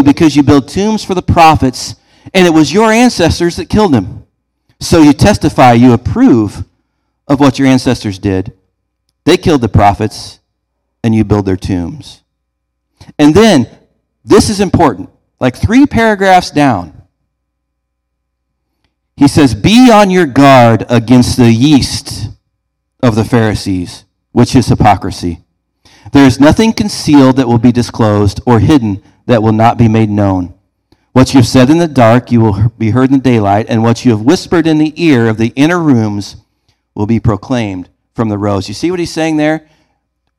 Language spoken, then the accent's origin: English; Beardstown, Illinois, United States; Growing up in Beardstown, we had a Casey's Pizza